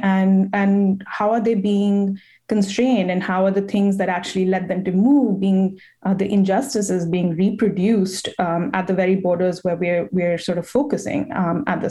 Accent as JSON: {"language": "English", "country": "India", "also_born_or_lived": "New Delhi", "moved": "yes", "lives_now": "United States", "said": "I am Indian and I am an immigrant myself"}